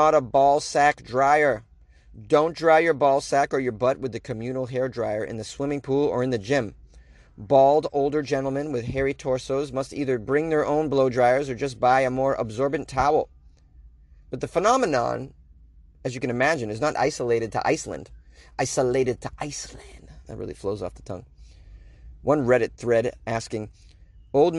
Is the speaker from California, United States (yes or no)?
no; Boston, Massachusetts, United States; it's my hometown. But, Boston